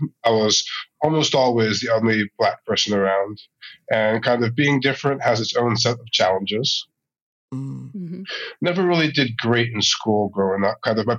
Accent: Maryland, United States; moved away as an adult; also born or lived in New Haven, Connecticut / Baltimore; now in Israel; My parents moved to Maryland when I was really young. Mm-hmm. Like out country boondocks, Maryland. Like the house I grew up in, you look out the window and you just see cornfields.

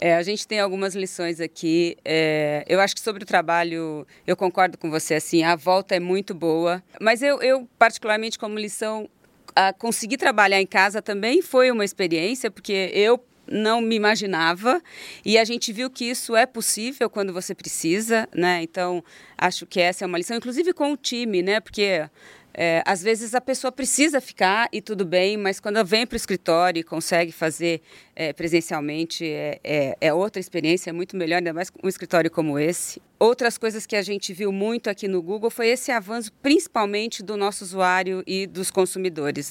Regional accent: Votuporanga, São Paulo, Brazil; accent: caipira; uma família do interior, porque eu sou caipira

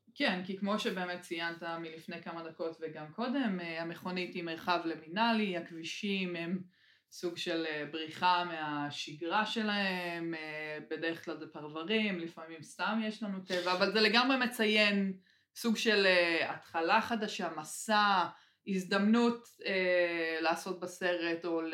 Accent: Israel; אני ממושב

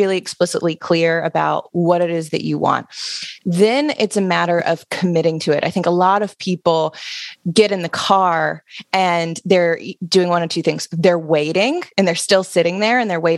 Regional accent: Alabama, United States; moved away; I'm originally from Alabama. So I grew up in a very small college town.

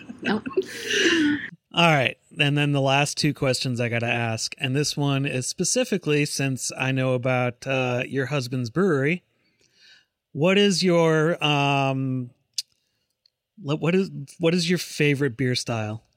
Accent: Chaska, Minnesota, United States; moved away; I grew up in Minnesota

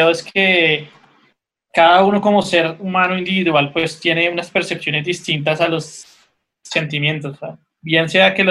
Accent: Cali, Valle del Cauca, Colombia; moved away; also born or lived in Colombian Caribbean coast; Yo no soy costeño, obviamente, yo soy caleño

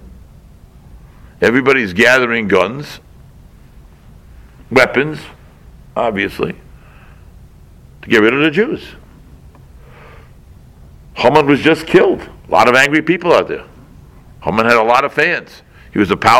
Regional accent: Boston, Massachusetts, United States; moved away; I come from Boston

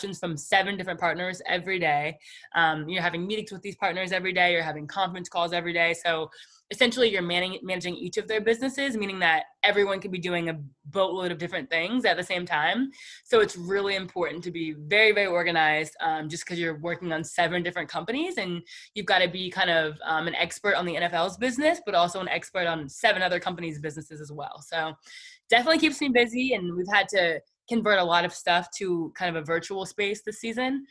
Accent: Canton, Ohio, United States; I'm from Canton, Ohio

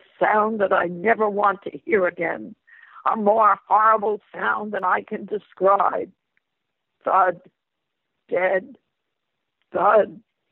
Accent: New York City, New York, United States; I'm a lifelong New Yorker and a lifelong resident of East Harlem

